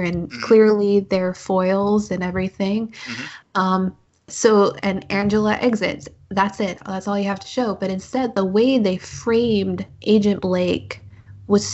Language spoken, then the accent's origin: English; United States; I'm an American.